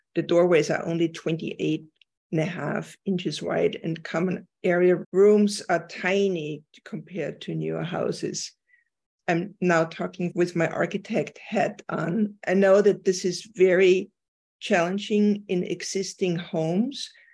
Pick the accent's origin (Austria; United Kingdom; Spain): Austria; moved away; I'm from Austria